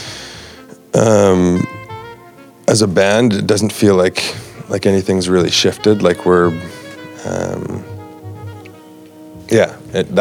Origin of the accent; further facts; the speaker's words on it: Sherwood Park, Alberta, Canada; my hometown